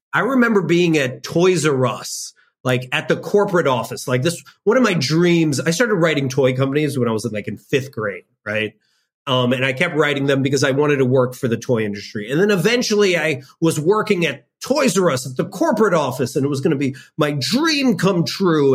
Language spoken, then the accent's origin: English; suburb of Chicago, Illinois, United States; I lived in a predominantly white suburb of Chicago